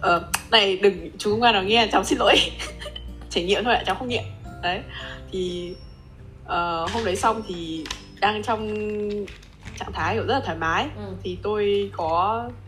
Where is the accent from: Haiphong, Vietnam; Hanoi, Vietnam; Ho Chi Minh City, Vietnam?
Haiphong, Vietnam; now in Japan; quê hương của mình